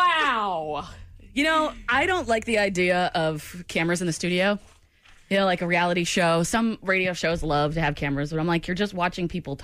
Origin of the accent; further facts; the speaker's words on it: New England, United States; moved away; I'm from New England and I hate being from New England